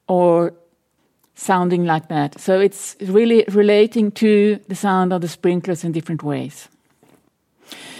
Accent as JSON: {"language": "English", "area": "small city outside Stockholm", "region": "Stockholm County", "country": "Sweden", "tie": "born or raised there", "moved": "yes", "lives_now": "Berlin, Germany", "said": "I grew up in Sweden, in a small city outside of Stockholm"}